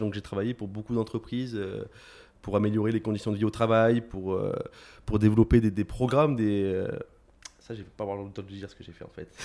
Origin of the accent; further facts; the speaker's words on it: Aix-en-Provence, Provence-Alpes-Côte d'Azur, France; moved away as an adult; also born or lived in Marseille / Nancy; je suis né sur Marseille, j'ai grandi sur Aix-en-Provence.